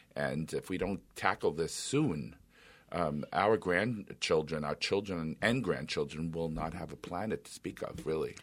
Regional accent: New York City, New York, United States; moved away as an adult; now in Minnesota, United States; As an Italian, I can tell you, I grew up in New York City

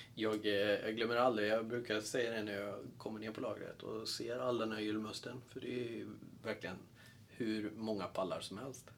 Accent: outside Borås, Västra Götaland, Sweden; jag är ju född utanför Borås

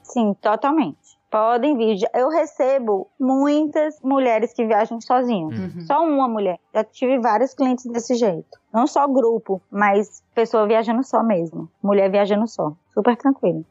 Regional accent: Northeast Region, Brazil; now in New York, United States; eu sou do Nordeste

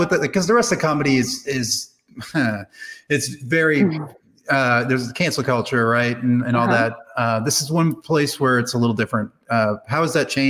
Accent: Boston, Massachusetts, United States; I grew up in the Boston area

